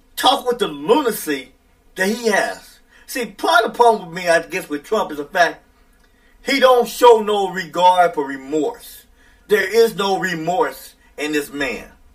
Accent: United States; I don't have a problem being an American in this country

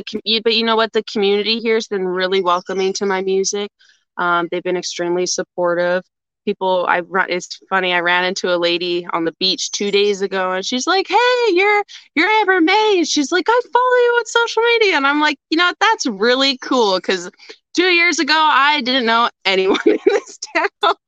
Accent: Atikokan, Ontario, Canada; I'm originally from Northern Ontario. I moved around lots growing up, but I would say mainly my home base was a small town called Atikokan.

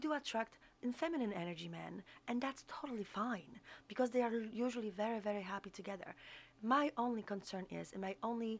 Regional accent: Poland; now in New York City, United States; I'm from New York City, originally from Poland

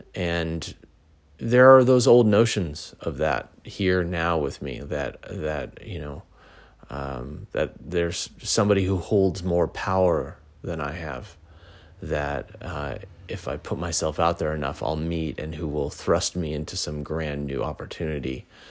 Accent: Pasadena, California, United States; also born or lived in Sacramento; I moved from Sacramento back to my original hometown in Pasadena

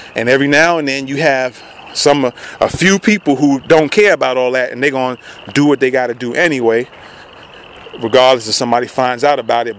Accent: New York City, New York, United States; also born or lived in Queens, New York; now in Tennessee, United States; That's where I grew up in the Bronx

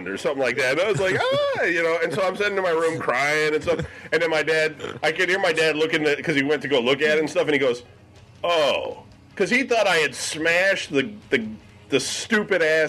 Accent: Michigan, United States; when Brian and I were kids growing up in Michigan

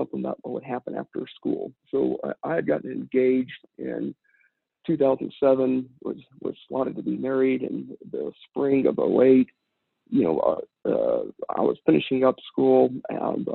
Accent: Midland, Texas, United States; I grew up here in Midland, Texas

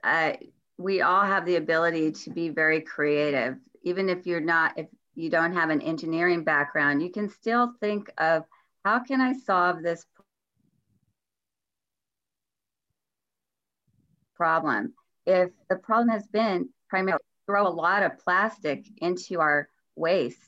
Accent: Los Angeles, California, United States; also born or lived in San Fernando Valley; I was born and raised in Hollywood, California. And so I spent most of my life in Hollywood and the San Fernando Valley

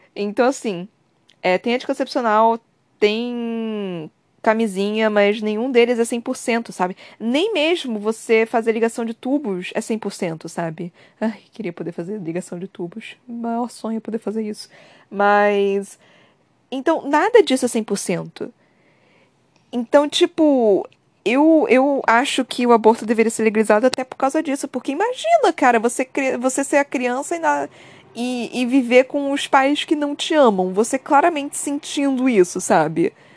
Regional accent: Brazil; Eu também sou do Brasil

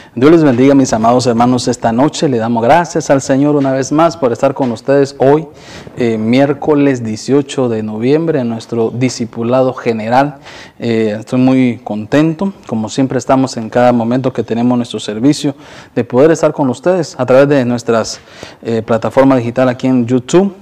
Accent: Honduras; moved away; nosotros que somos de Honduras

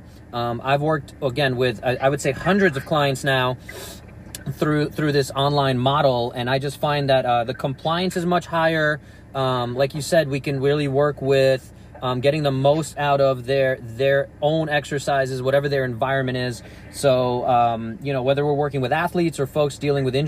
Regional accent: New York, United States; I can tell the difference in the sirens growing up in New York.

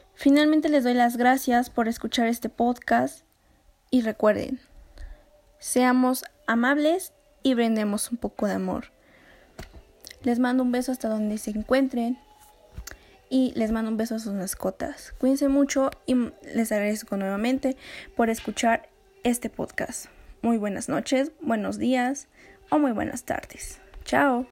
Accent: Mexico; nosotros como mexicanos

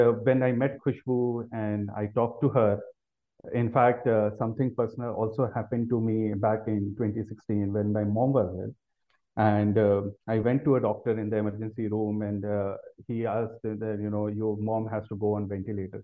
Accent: Delhi, India; also born or lived in United States; I've been born and brought up in Delhi

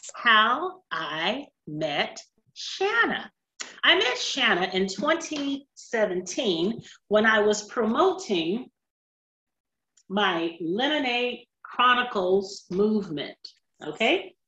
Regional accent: California, United States; moved away; California, my home state.

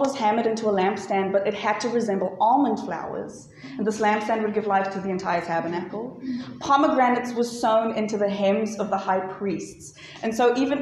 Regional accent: Johannesburg, Gauteng, South Africa; I'm from Joburg

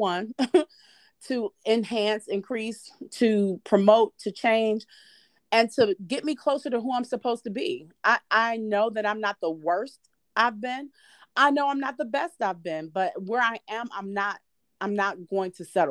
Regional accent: Detroit, Michigan, United States; I'm from Detroit

